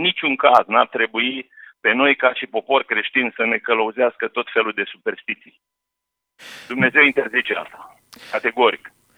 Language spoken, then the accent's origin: Romanian; Oltenia, Romania; now in Slatina, Romania; regiunea de unde sunt eu, unde am crescut și unde m-am născut și am crescut